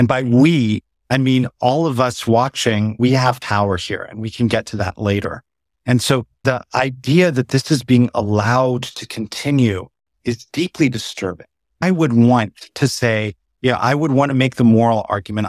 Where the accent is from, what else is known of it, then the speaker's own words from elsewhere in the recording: San Diego, California, United States; I was born and raised in San Diego